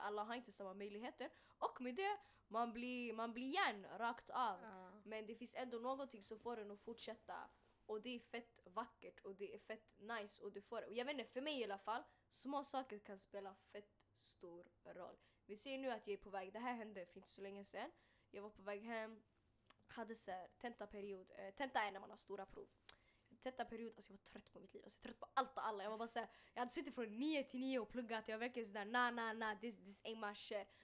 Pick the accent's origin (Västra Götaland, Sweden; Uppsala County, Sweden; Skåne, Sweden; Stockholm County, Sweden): Stockholm County, Sweden; Stockholm; also born or lived in Bredäng; jag kommer från Hagsätra, jag kan bara snacka om Hagsätra. Jag, jag, jag föddes där och mm. växte mm. upp där